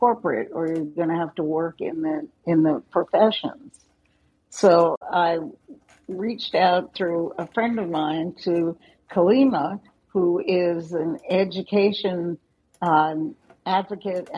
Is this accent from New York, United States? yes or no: yes; New York City, New York, United States; I grew up in Manhattan, and I was in a gifted program in elementary school.